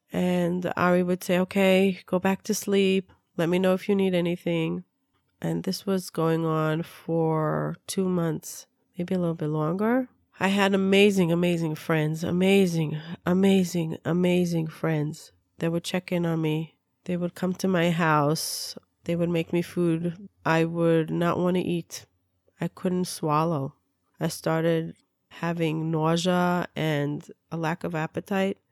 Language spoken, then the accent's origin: English; Israel; also born or lived in Peoria, Illinois, United States; I was born in Peoria, Illinois. My parents moved to Israel when I was two years old. I grew up in Israel